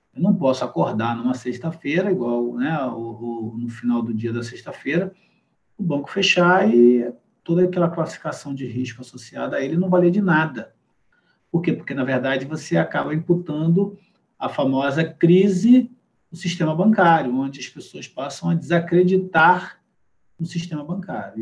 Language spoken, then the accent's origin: Portuguese; Brazil; a gente aqui no Brasil